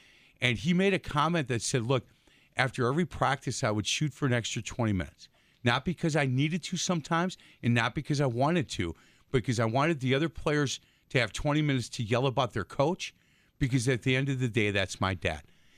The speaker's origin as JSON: {"language": "English", "town": "Milwaukee", "region": "Wisconsin", "country": "United States", "said": "Because we're from Milwaukee, big fan."}